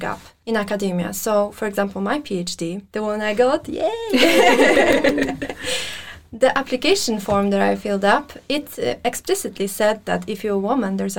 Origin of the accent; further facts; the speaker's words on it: Armenia; now in Norway; I'm from Armenia.